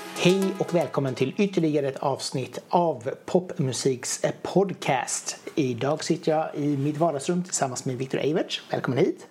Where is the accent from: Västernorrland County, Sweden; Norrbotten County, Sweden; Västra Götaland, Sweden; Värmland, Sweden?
Västra Götaland, Sweden; Hunnebostrand; Jag är ju från Bohuslän själv.